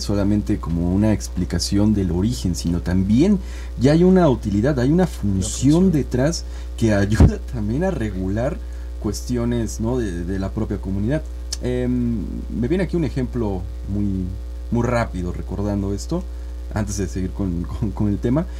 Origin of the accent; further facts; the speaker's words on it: Oaxaca, Mexico; nos va de alguna manera también identificando como oaxaqueños